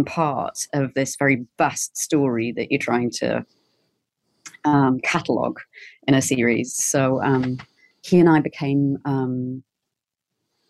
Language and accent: English; Newcastle upon Tyne, North East England, United Kingdom; moved away; I'm from Newcastle in the northeast of England